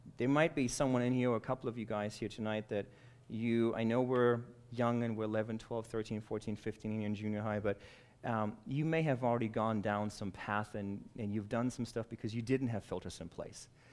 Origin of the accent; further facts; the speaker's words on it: Germany; now in United States; I was born and raised in Germany